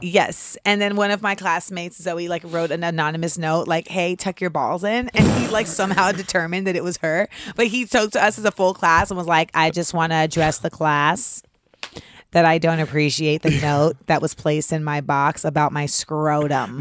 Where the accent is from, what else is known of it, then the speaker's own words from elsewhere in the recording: Orlando, Florida, United States; I'm from Orlando